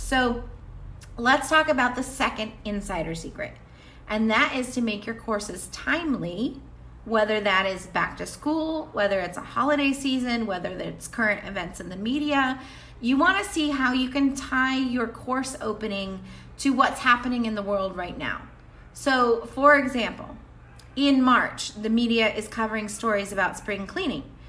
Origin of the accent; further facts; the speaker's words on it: the South, United States; Where I grew up in the South